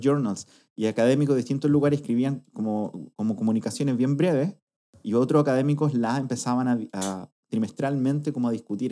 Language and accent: Spanish; Talca, Maule, Chile; soy de Talca